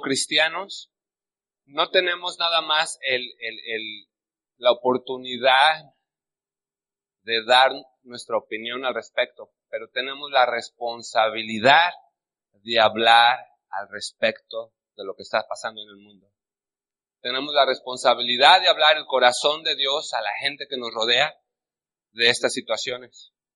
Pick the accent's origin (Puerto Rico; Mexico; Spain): Mexico; now in United States; yo me refiero a México como la tierra de los valientes. Eh, yo creo porque yo nací ahí